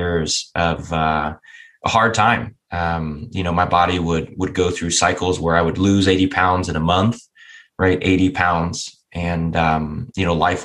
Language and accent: English; just south of Cleveland, Northeast Ohio, United States; I grew up in Northeast Ohio. Grew up on 30 acres, just south of Cleveland